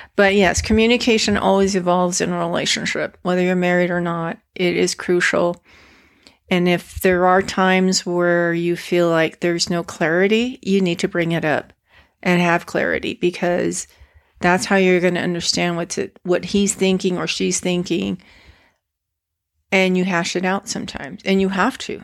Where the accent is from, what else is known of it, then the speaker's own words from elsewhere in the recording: Guadalajara, Jalisco, Mexico; my parents were born and raised in Guadalajara, as well as my brother